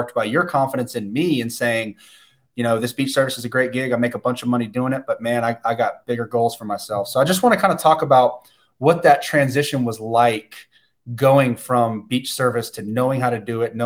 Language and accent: English; Destin, Florida, United States; Isaiah and I grew up here on the Emerald Coast in Destin